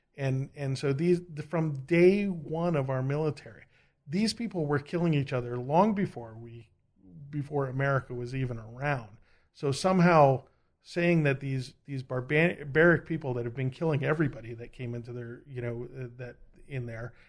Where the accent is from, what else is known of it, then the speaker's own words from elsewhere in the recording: United States; I'm American